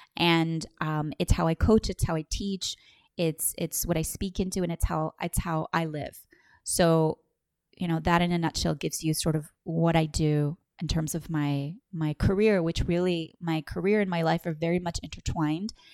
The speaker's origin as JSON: {"language": "English", "country": "Puerto Rico", "tie": "born or raised there", "also_born_or_lived": "Los Angeles", "moved": "as an adult", "said": "I was born in Puerto Rico, um, in nineteen eighty"}